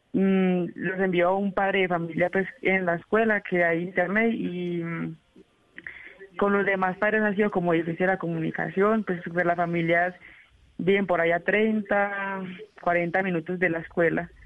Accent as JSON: {"language": "Spanish", "town": "Giraldo", "region": "Antioquia", "country": "Colombia", "also_born_or_lived": "Vichada", "said": "Yo soy del municipio de Giraldo, Antioquia, también occidente em, antioqueño"}